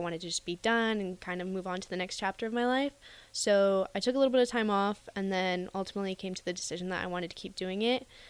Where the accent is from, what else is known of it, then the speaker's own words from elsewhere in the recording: Camarillo, California, United States; moved away as an adult; also born or lived in Utah; now in Lincoln, United States; I'm from Camarillo, California, which is like Southern California